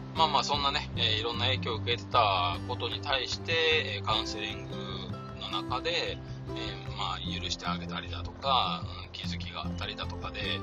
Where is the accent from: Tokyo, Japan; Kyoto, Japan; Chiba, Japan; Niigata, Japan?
Kyoto, Japan; 京都生まれ京都育ちなので